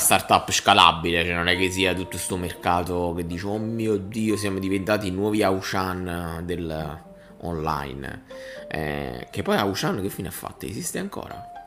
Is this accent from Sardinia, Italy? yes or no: no; province of Salerno, Campania, Italy; moved away; also born or lived in Milan; io sono nato e cresciuto nel Salernitano